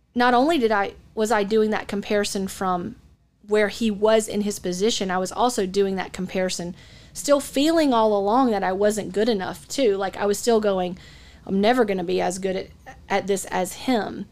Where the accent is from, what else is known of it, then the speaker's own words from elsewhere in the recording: Atlanta, Georgia, United States; moved away as an adult; also born or lived in Dallas; I grew up in the Atlanta market